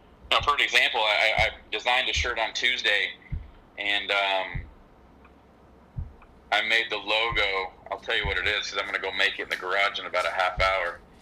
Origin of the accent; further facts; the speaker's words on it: Southern California, United States; being from Southern California, we all wear Vans